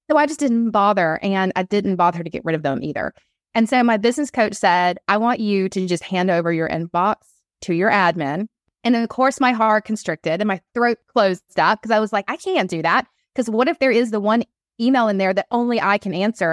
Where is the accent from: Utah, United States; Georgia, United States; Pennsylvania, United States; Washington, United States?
Georgia, United States; Atlanta; I'm on the East Coast, I'm from Atlanta